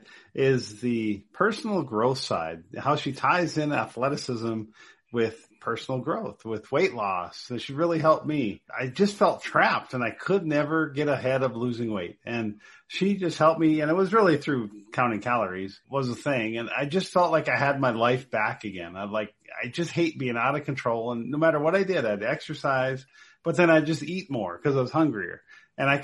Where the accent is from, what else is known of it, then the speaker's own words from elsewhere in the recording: North Dakota, United States; now in Colorado, United States; Reminds me of growing up in North Dakota